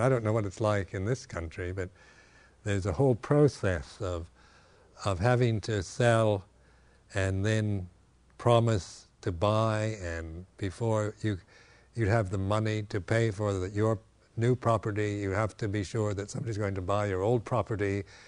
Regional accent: West Coast, United States; moved away; in America here, uh, having been born and raised on the West Coast

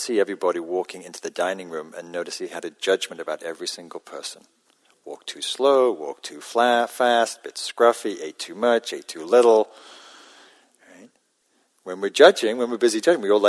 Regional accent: Newcastle upon Tyne, North East England, United Kingdom; now in California, United States; When I grew up in Northern England, Newcastle

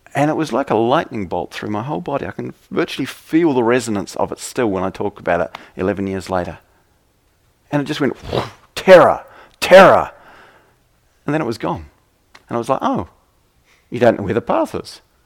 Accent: New Zealand; I come from New Zealand

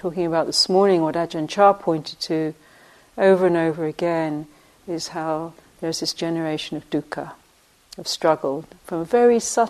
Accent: England, United Kingdom; moved away; I grew up in England on the sweet shop, on the corner of when we walked to school and back

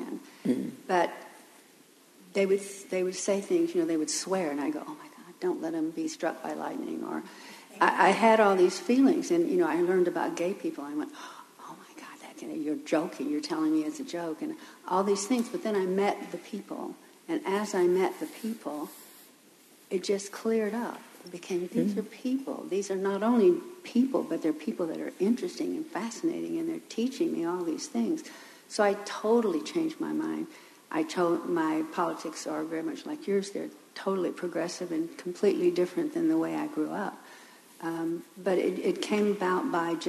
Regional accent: Texas, United States; moved away; I was raised in Texas in the country

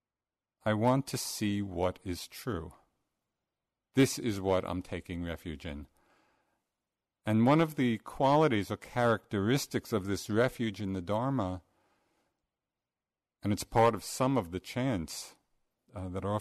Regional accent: New York, United States; accent: New York; my New York accent

